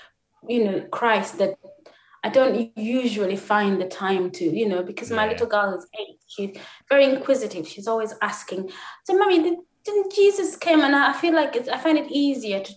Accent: Uganda; now in United Kingdom; I come from Uganda originally

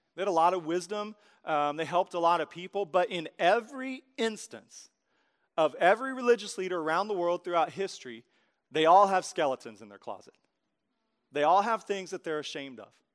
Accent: Tulsa, Oklahoma, United States; I'm from Tulsa

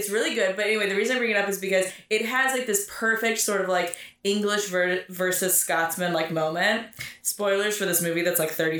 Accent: St. Tammany Parish, Louisiana, United States; I was born in St. Tammany Parish, which is not related to Tammany Hall.

